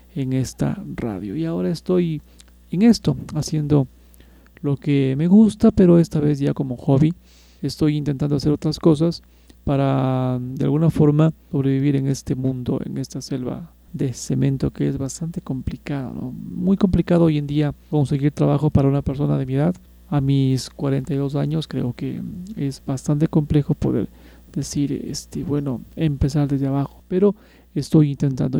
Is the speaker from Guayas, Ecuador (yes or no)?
no; Quito, Pichincha, Ecuador; Soy de acá de Quito